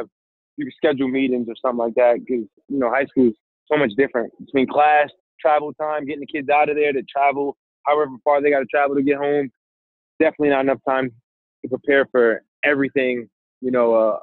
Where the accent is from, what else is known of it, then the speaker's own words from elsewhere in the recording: New York City, New York, United States; as a New Yorker, we take for granted some of the beautiful things that we have here